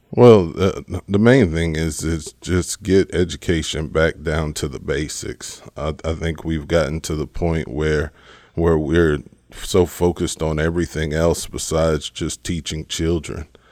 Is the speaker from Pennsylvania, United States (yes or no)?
no; Richwood, Texas, United States; moved away as an adult; now in Frederick, United States; I'm from a small little town right outside of Houston called Richwood, um, Richwood, Texas is where I'm raised